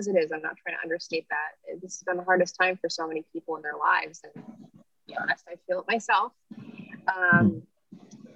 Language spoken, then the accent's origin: English; California, United States; moved away; I'm from California. Like, so I'm the one who's not from here